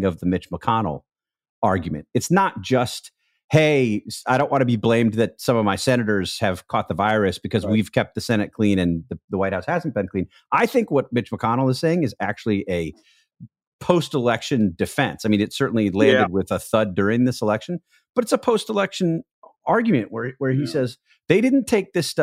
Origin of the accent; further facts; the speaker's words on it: Wisconsin, United States; my home state of Wisconsin